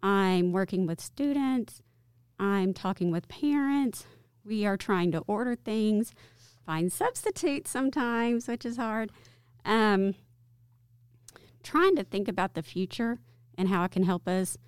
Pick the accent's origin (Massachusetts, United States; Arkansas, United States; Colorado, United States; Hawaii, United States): Arkansas, United States; Farmington; I grew up in a town that's close to here called Farmington, Arkansas